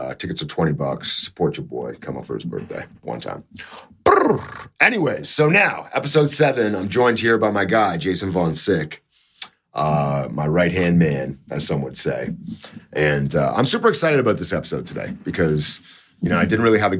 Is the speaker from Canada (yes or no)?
yes; Canada; I'm Canadian